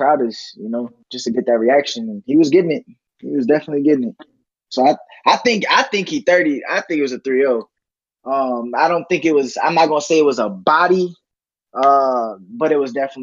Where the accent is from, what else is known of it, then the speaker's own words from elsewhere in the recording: New York City, New York, United States; I'm from Brooklyn